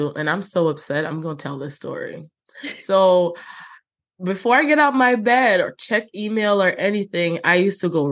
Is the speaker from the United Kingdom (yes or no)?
no; Jamaica; growing up in Jamaica, we had like a green book with all the hymns